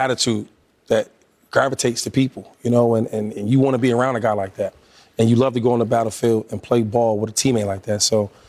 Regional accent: Pennsylvania, United States; because I grew up in Pennsylvania.

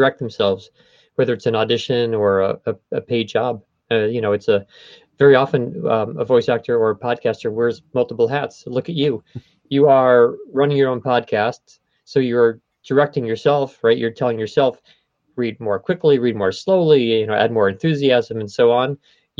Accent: New York City, New York, United States; I'm from Queens

